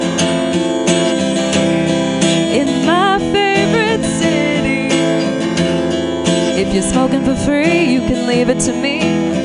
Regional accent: San Francisco, California, United States; I was born and raised in San Francisco.

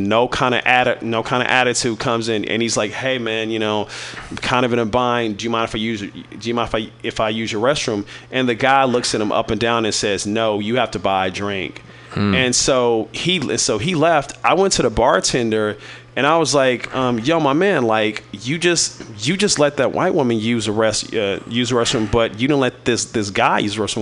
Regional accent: Kansas City, Missouri, United States; now in San Francisco, United States; I'm originally from Kansas City, Missouri

